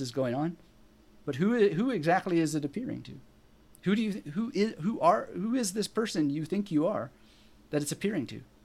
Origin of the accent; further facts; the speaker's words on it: British Columbia, Canada; I was born in British Columbia